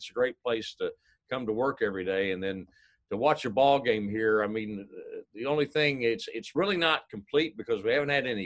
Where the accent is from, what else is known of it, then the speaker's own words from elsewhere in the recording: near St. Louis, Missouri, United States; moved away; I grew up near St. Louis